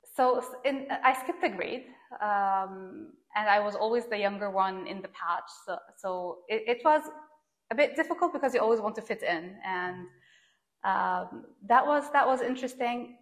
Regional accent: Doha, Qatar; moved away; I was born and raised in Doha, Qatar

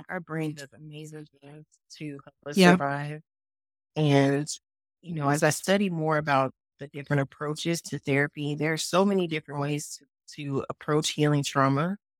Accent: Oakland, California, United States; also born or lived in Mexico; and then later moved to Mexico. So I've been, you know, moving around all my life, really. But yeah, I'm from Oakland.

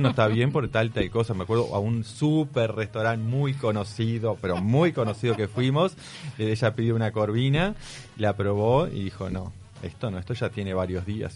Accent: Pan de Azúcar, Maldonado, Uruguay; Yo me crié cerca de Pan de Azúcar

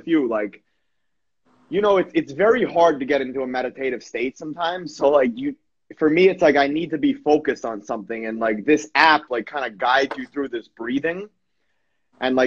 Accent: Long Island, New York, United States; From New York, from Long Island

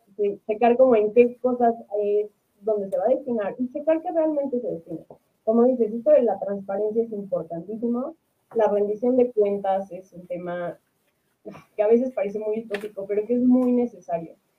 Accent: Mexico; nosotros eh, pues, como mexicanos, ciudadanos, clase media

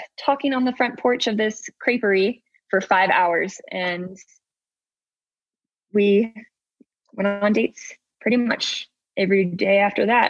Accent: Pacific Northwest, United States; now in Salt Lake City, United States; I grew up in the Pacific Northwest

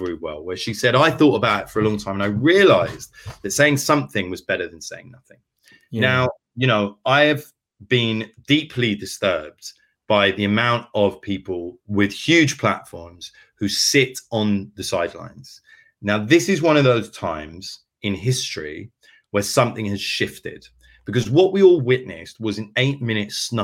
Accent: London, United Kingdom; I grew up in inner city London. I grew up in Archway.

